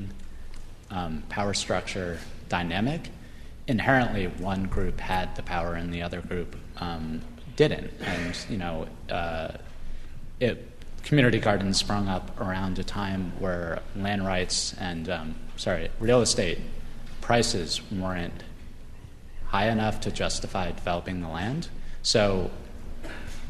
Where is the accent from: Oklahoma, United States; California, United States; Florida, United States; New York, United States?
New York, United States; New York City; I'm from New York City.